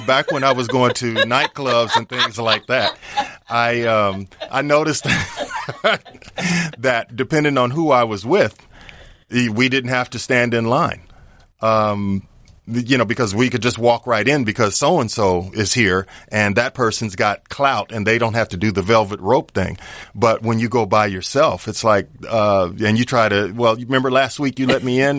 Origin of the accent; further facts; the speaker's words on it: Indianapolis, Indiana, United States; moved away as an adult; also born or lived in Colorado Springs, Colorado; now in Los Angeles, United States; I'm originally from Indianapolis, Indiana. You know, played high school basketball and all that good stuff there